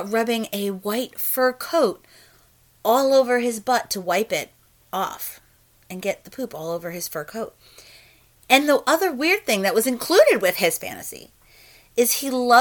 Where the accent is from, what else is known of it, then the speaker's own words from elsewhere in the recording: New Jersey, United States; accent: Jersey; moved away; I am from New Jersey originally